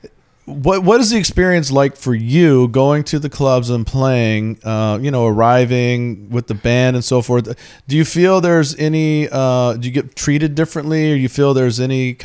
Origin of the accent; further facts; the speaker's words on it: the South, United States; I'm from the South